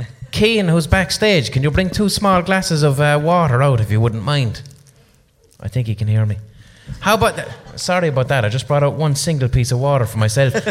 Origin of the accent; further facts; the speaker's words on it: Ireland; I'm from Ireland